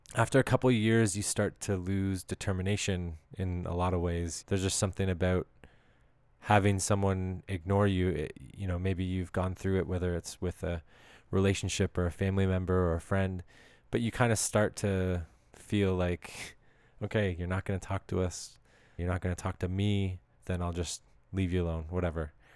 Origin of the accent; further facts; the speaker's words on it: Canada; as a Canadian